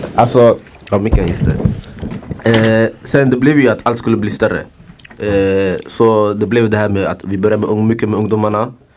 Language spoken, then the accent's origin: Swedish; Stockholm, Stockholm County, Sweden; jag jobbar i området jag kommer ifrån. Tensta, Hjulstaområdet.